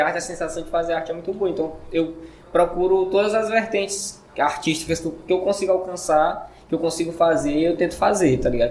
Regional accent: Maranhão, Brazil; moved away as an adult; sou maranhense. Eu fiquei, eu vivi lá até meus dezoito anos de idade

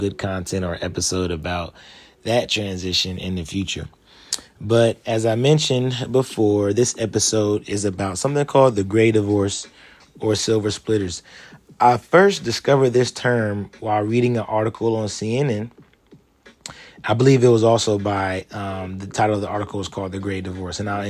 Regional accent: Columbus, Ohio, United States; moved away as an adult; I'm now back in my hometown of Columbus, Ohio, actually in the suburbs right now, Reynoldsburg

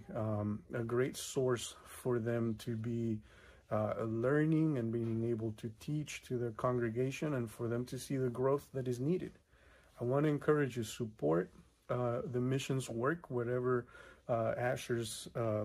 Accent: Mexico; now in California, United States; I grew up in Mexico

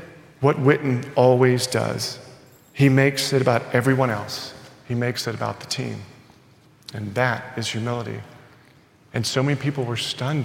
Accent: Texas, United States; I'm born in Texas and I'm proud Texan.

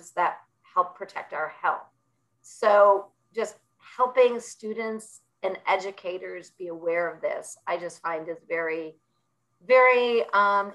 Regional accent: Buffalo, New York, United States; I grew up in Buffalo, New York

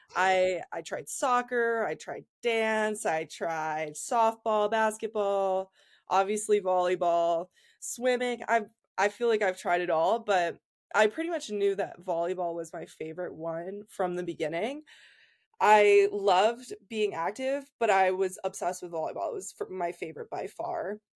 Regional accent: Columbus, Ohio, United States; moved away as an adult; also born or lived in Penn State, Pennsylvania; I'm from Columbus, Ohio originally

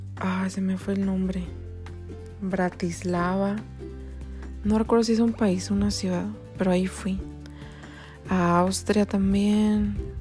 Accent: Mexico; also born or lived in Ireland / Canada; Soy mexicana, tengo 28 años

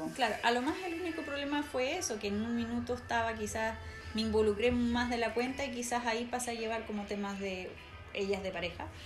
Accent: Talagante, Santiago Metropolitan Region, Chile; yo era de Talagante, no, soy, no soy de Santiago, soy de la región metropolitana, pero no de Santiago

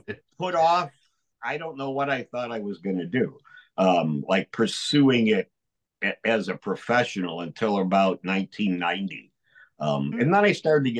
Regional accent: Baraboo, Wisconsin, United States; moved away; also born or lived in Chicago; I was born in Baraboo, Wisconsin

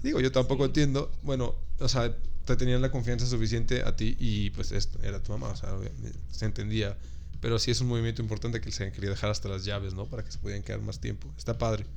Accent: Mexico; uno como mexicano que me tocó ir para el otro lado

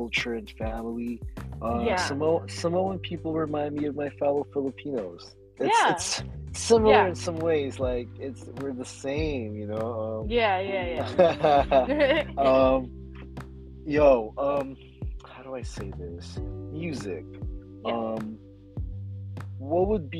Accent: Oxnard, California, United States; I grew up in Oxnard, California

